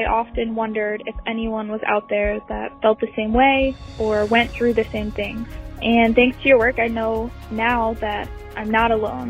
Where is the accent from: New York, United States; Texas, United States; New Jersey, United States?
New York, United States; I was raised in the ISB in New York.